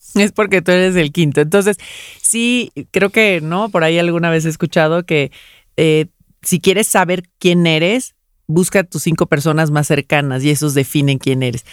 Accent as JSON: {"language": "Spanish", "country": "Mexico", "said": "Los mexicanos tendemos"}